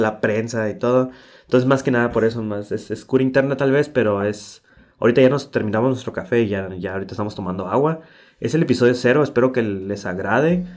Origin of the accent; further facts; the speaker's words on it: Tijuana, Baja California, Mexico; soy de Tijuana, Baja California